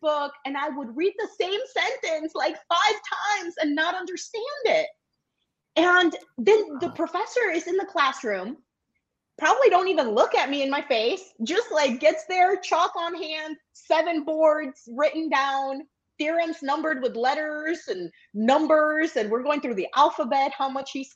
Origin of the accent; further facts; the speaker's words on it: Milwaukee, Wisconsin, United States; I grew up in Milwaukee, and my mom was here